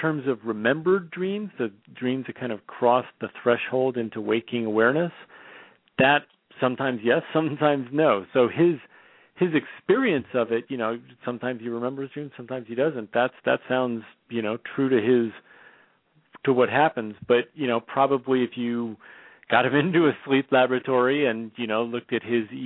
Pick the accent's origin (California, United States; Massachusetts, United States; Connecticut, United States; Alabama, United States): California, United States; Bay Area; now in Portland, United States; I'm born and raised in the Bay Area, but living in Portland, Oregon now